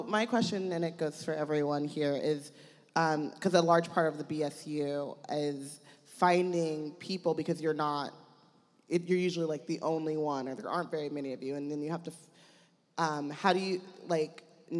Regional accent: Anaheim, California, United States; I grew up in Anaheim, like next to Disneyland.

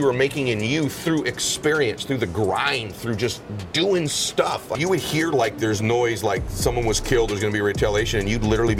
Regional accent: Southern California, United States; I grew up in Southern California. I grew up kind of lower middle class

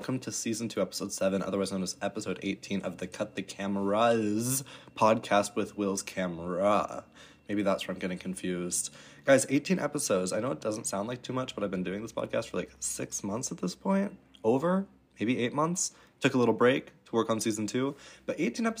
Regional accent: Chicago, Illinois, United States; moved away as an adult; now in Germany; I am from Chicago area. I was born there, but I really haven't been to the city much.

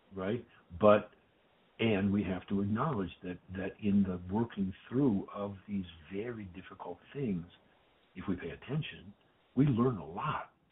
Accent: Detroit, Michigan, United States; I grew up in Detroit

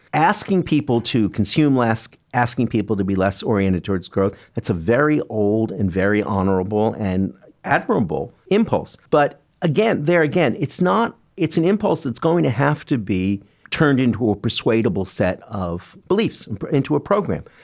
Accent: Canada; now in New York, United States; I'm a Canadian who came to New York

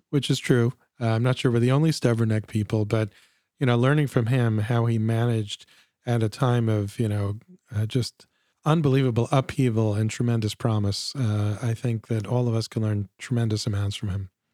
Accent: United States; as an American Jew

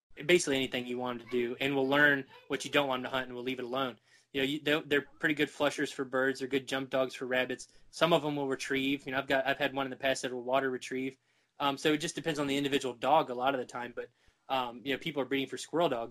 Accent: Virginia, United States; I grew up in Virginia, and we hunt everything with dogs

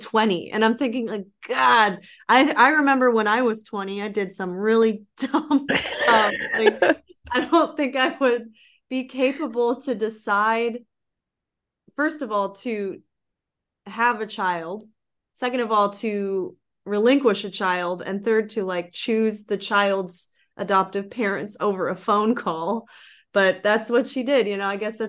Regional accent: Florida, United States; born there; So yeah, I was adopted in 92. I was born in Florida.

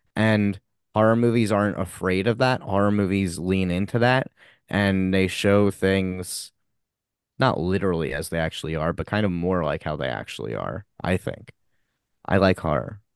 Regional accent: Long Island, New York, United States; We're both from Long Island

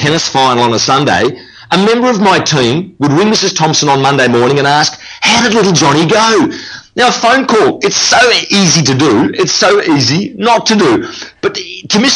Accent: Melbourne, Victoria, Australia; that's where I'm from Melbourne, Australia

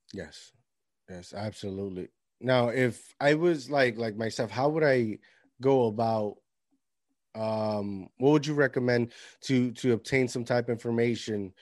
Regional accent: Puerto Rico; moved away; I grew up with my grandparents in Puerto Rico

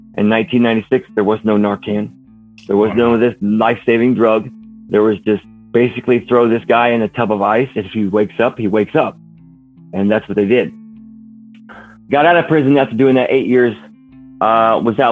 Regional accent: Warsaw, Indiana, United States; also born or lived in California / Idaho; my hometown here in Warsaw, Indiana

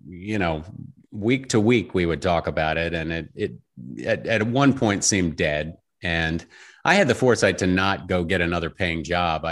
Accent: Richmond, Virginia, United States; moved away as an adult; now in Los Angeles, United States; I grew up in Richmond, Virginia

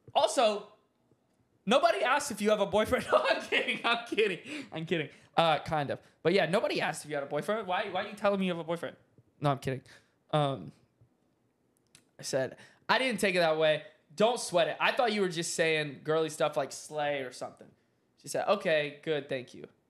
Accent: the South, United States; now in Dallas, United States; I'm from the South

